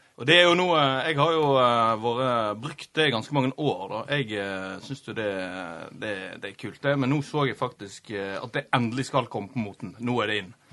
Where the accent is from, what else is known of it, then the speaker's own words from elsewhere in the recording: Florø, Vestland, Norway; Jeg er jo FSK-gutt. Det er jo der jeg vokste opp